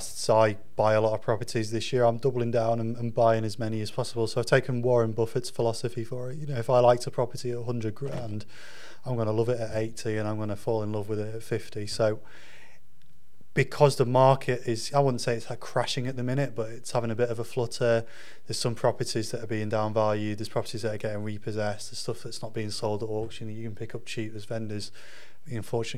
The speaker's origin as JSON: {"language": "English", "region": "Yorkshire and the Humber", "country": "United Kingdom", "said": "I'm a Yorkshireman"}